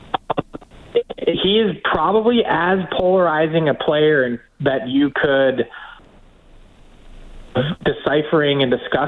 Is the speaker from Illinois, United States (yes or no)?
no; Philadelphia, Pennsylvania, United States; I'm from Philly